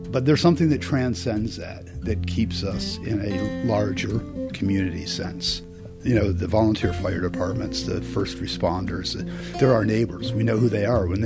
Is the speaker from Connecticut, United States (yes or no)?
no; Vermont, United States; I'm from Vermont